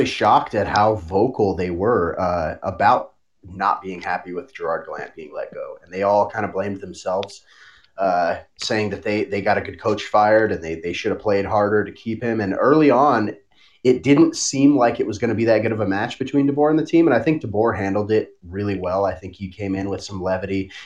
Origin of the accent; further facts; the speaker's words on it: Denver, Colorado, United States; now in Las Vegas, United States; I grew up in Colorado in the Denver area. So I grew up in a city with the four major pro sports from birth, basically